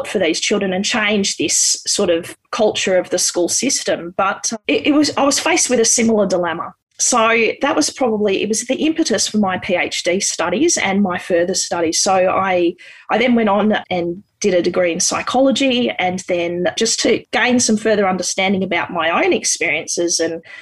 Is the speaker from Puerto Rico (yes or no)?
no; Canberra, Australian Capital Territory, Australia; I grew up in Canberra.